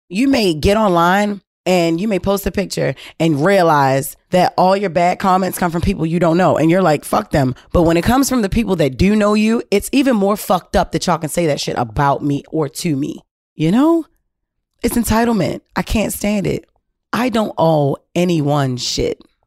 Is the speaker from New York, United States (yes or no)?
no; Baltimore, Maryland, United States; We're both from Baltimore City.